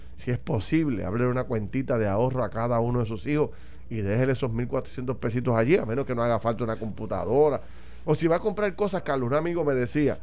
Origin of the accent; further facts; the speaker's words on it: Puerto Rico; como puertorriqueños